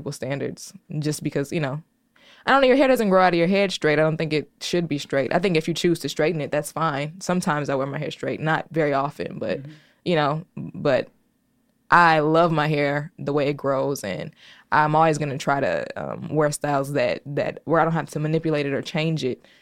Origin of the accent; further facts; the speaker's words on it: Chicago, Illinois, United States; I'm from the South Side. I grew up two places. The first half of my life, I grew up in the neighborhood that's affectionately titled Terrortown on 80th and Essex. And then from there, I moved to 70th and Kimbark